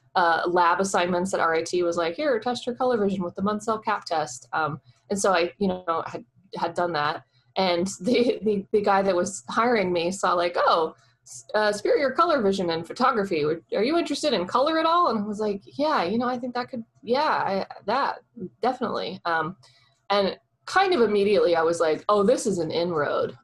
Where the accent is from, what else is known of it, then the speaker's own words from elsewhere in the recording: Oklahoma, United States; I'm a girl from Oklahoma